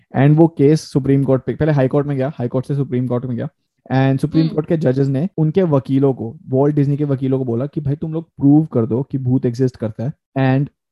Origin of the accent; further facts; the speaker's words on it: India; accent: Indian; now in Canada; मैं अपना accent Indian रखता हूँ अगर मैं दूसरे लोगों से बात कर रहा हूँ तो मेरा एक्सेंट इंडियन ही रहता है